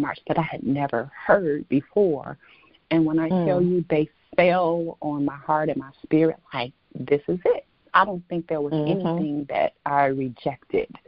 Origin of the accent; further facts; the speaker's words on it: Detroit, Michigan, United States; also born or lived in Chicago; born and raised in Detroit, educated in Detroit public schools